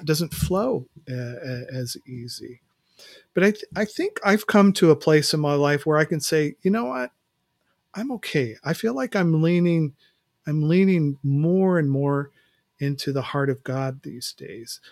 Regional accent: West Coast, United States; moved away as an adult; now in Mid-Atlantic, United States; I grew up on the West Coast, and so living out here in Mid-Atlantic, uh, the last two summers

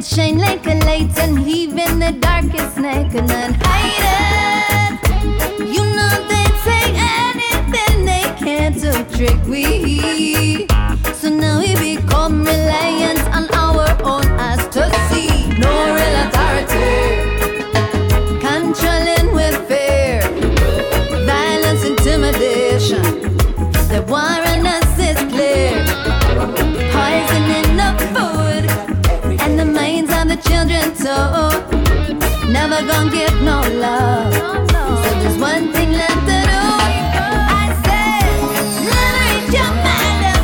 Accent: Australia; moved away; I grew up in Australia, but have moved around a lot.

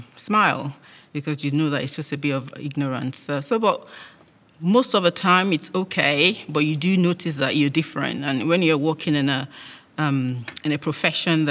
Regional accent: Nigeria; moved away as an adult; now in United Kingdom; I was born in Nigeria, lived all my life there, did uni, and then I arrived here after getting married

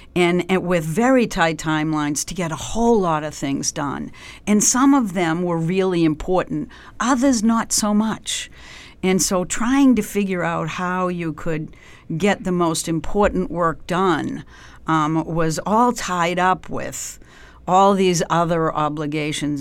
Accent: Canton, Massachusetts, United States; also born or lived in Dorchester, Boston; I grew up um, just south of Boston. My family uh, is originally from Dorchester, so when I was a young kid, we moved out um, uh, to Canton, Massachusetts, which is a few miles south

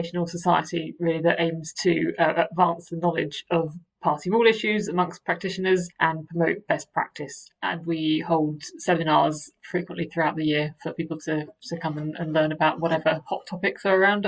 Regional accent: Maidenhead, South East England, United Kingdom; also born or lived in Reading; So I'm from Berkshire originally. I went to school in Reading. I grew up in the Windsor-Maidenhead area

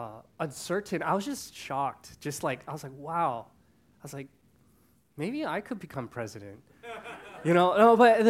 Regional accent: Canada; born there; unfortunately, I was born in Canada, so that's not the U.S.

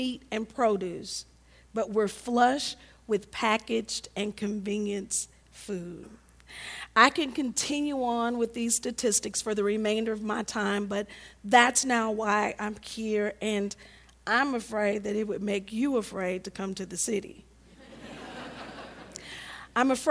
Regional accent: St. Louis, Missouri, United States; now in Chicago, United States; I'm growing up in St. Louis. I grew up on the west side

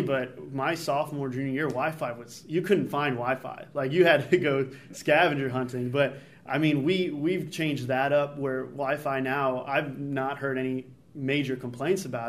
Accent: Chicago, Illinois, United States; moved away as an adult; now in Buies Creek, United States; I'm from Chicago

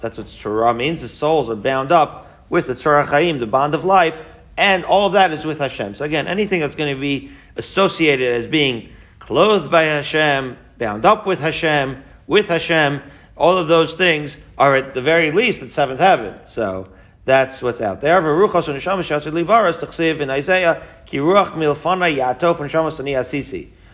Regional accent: Merrick, New York, United States; moved away as an adult; also born or lived in Israel; I grew up in Merrick, Long Island, with this guy

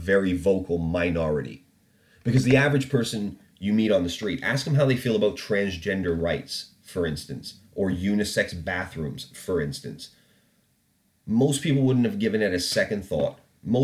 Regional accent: Canada; moved away; also born or lived in England; when I lived in Canada and was growing up

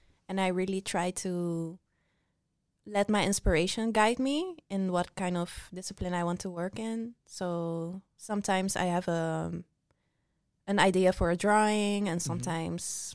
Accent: Netherlands; I come from Mother Nature and Venezuelan roots and grew up in the Netherlands

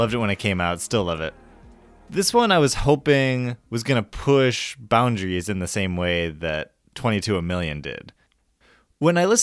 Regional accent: Chicago, Illinois, United States; my hometown, Chicago

